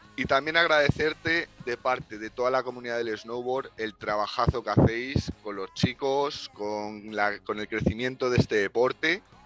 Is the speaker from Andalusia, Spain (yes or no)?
no; Madrid, Community of Madrid, Spain; yo soy madrileño